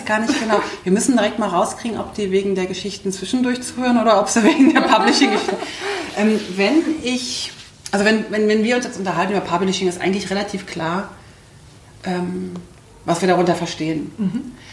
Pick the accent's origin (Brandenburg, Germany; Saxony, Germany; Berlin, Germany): Berlin, Germany; accent: Berlinerisch; ich komme aus Berlin